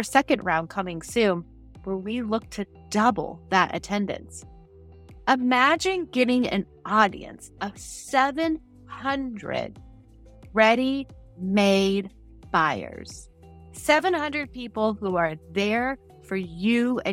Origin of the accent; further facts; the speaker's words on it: Midwest, United States; also born or lived in Montana; I grew up in the Midwest, spent a lot of time in Montana